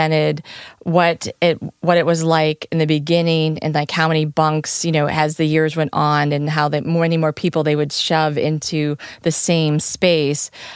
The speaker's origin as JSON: {"language": "English", "country": "United States", "said": "as an American girl traveling Europe"}